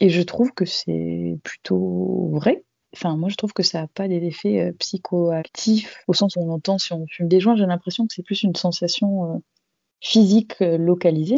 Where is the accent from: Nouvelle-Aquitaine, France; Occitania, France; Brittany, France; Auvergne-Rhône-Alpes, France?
Occitania, France; Toulouse; je suis toulousaine d'origine et maintenant j'habite à quelques heures de Toulouse dans la campagne